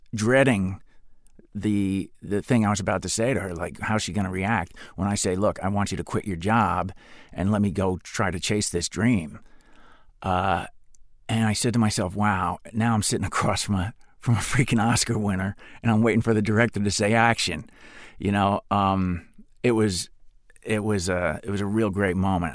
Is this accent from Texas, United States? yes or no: no; Spring Lake, New Jersey, United States; moved away; I grew up on the Jersey Shore